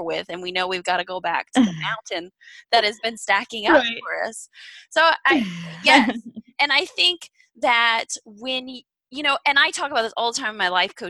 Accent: Indiana, United States; moved away as an adult; also born or lived in Kansas City; I grew up in Indiana in the Midwest

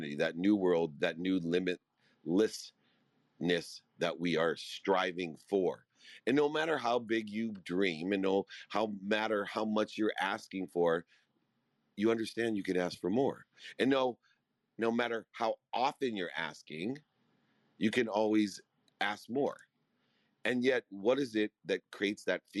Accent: Akron, Ohio, United States; I grew up in Akron, Ohio.

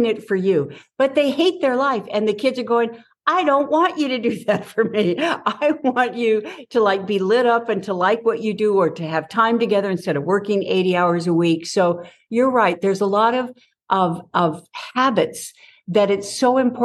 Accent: Southern California, United States; I grew up in Southern California

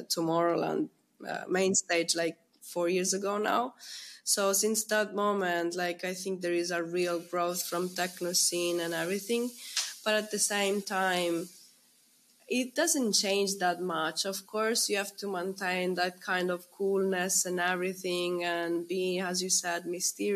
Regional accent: Messina, Sicily, Italy; born or raised there; English is a second language; moved away

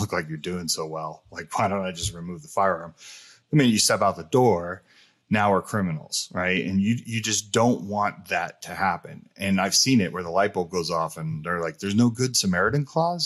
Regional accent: New Jersey, United States; also born or lived in California; being from New Jersey, me growing up in California and Jersey

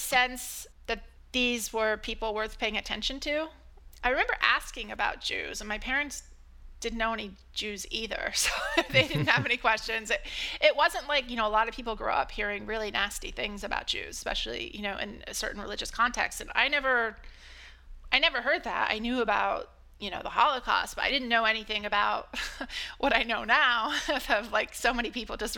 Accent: Ohio, United States; I was born in Ohio into a family with generations of Catholicism and mostly grew up in the countryside, middle of nowhere, a small rural community

